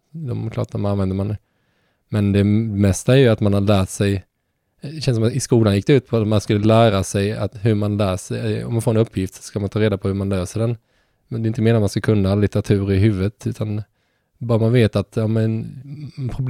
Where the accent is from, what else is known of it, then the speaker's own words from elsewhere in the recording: Halmstad, Halland County, Sweden; Så det var därför jag drog mig lite från Halmstad också.